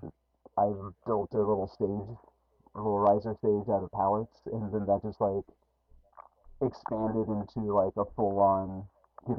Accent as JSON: {"language": "English", "town": "Council Bluffs", "region": "Iowa", "country": "United States", "tie": "born or raised there", "lives_now": "Omaha, United States", "said": "I grew up in Council Bluffs, Iowa, which is just on the other side of the river."}